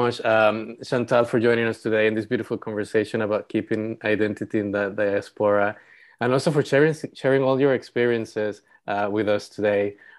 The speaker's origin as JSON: {"language": "English", "country": "Panama", "said": "I'm from Panama and we have a Caribbean coast."}